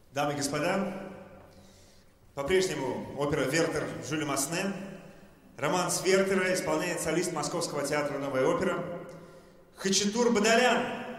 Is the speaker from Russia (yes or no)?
yes; Urals, Russia; как уралец